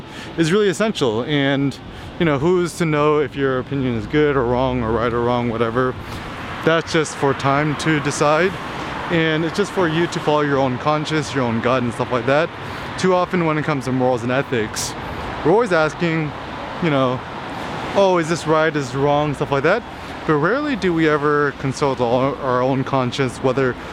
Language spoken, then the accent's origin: English; United States; I'm Asian American, I'm Korean American.